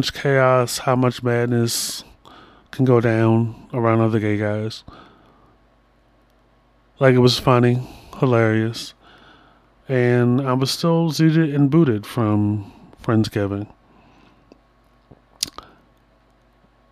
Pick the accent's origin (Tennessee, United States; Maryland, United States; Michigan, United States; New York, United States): Maryland, United States; Baltimore; I'm from Baltimore